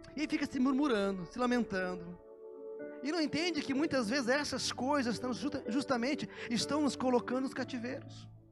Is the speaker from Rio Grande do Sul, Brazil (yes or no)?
yes; Canguçu, Rio Grande do Sul, Brazil; moved away; also born or lived in Curitiba; eu saí de Canguçu, cidade do meu pai, mas mais bem no interior do Rio Grande do Sul, eu já nasci na área rural, aí morava numa cidadezinha, desde os meus 11 anos. E depois me mudei para Curitiba.